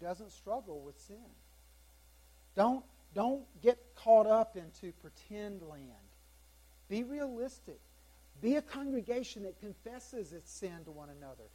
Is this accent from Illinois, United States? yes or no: no; South Carolina, United States; I'm from South Carolina.